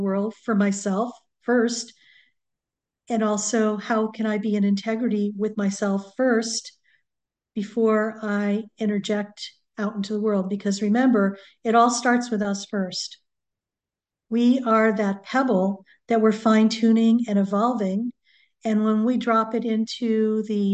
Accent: New England, United States; now in Southern California, United States; I grew up in New England, so we had hurricanes quite a bit.

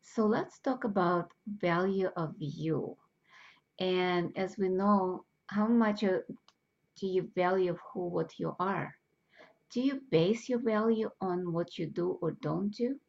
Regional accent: Russia; moved away; I grew up in Russia

